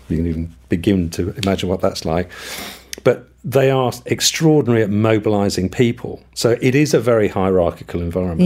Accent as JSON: {"language": "English", "country": "United Kingdom", "moved": "yes", "said": "I am British."}